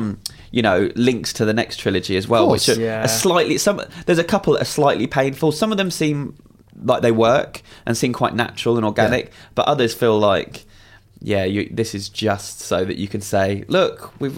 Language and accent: English; United Kingdom; because I'm so British